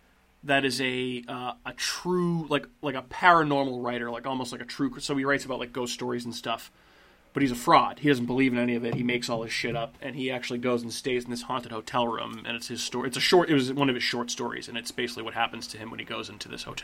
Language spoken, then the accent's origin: English; Massachusetts, United States; the Wahlbergs because we're from Massachusetts.